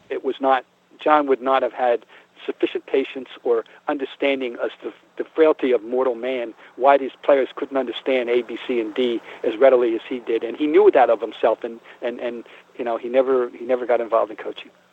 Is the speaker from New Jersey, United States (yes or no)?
yes; Trenton, New Jersey, United States; moved away as an adult; also born or lived in Boston; growing up in Trenton, New Jersey